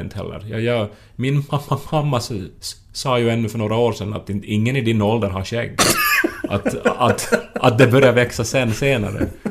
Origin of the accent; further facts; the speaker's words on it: Esse, Ostrobothnia, Finland; moved away; Jag var hemma i Esse i veckan